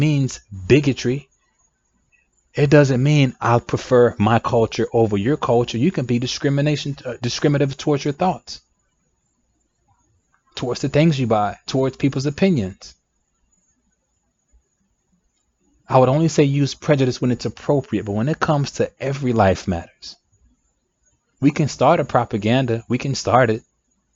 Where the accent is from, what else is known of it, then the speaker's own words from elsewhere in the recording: United States; I'm African American myself